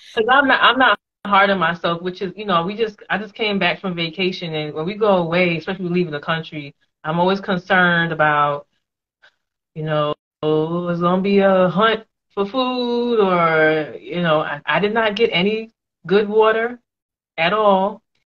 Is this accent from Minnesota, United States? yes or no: no; New York, United States; moved away as an adult; now in Atlanta, United States; I'm from New York